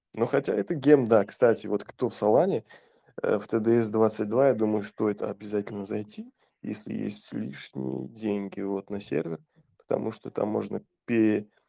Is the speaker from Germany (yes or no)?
no; Kazakhstan; я же из Казахстана